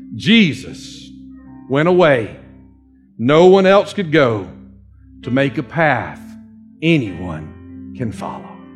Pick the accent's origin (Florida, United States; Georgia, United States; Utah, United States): Georgia, United States; Dawsonville; accent: Dawsonville; my Dawsonville accent